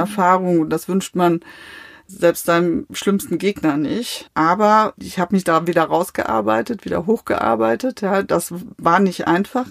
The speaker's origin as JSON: {"language": "German", "town": "Mainz", "region": "Rhineland-Palatinate", "country": "Germany", "tie": "born or raised there", "also_born_or_lived": "Sassenberg, North Rhine-Westphalia", "said": "das meine Heimatstadt ist"}